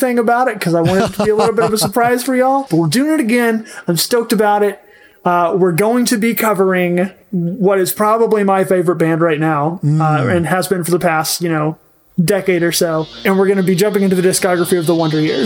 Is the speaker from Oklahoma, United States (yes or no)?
yes; Oklahoma, United States; I'm the one from Oklahoma